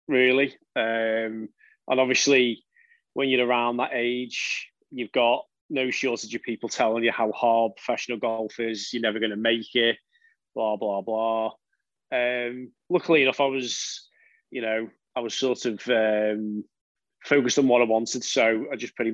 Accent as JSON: {"language": "English", "area": "the Wirral", "region": "North West England", "country": "United Kingdom", "tie": "born or raised there", "said": "I'm from the Wirral, so when I grew up, I was just a member at municipal courses"}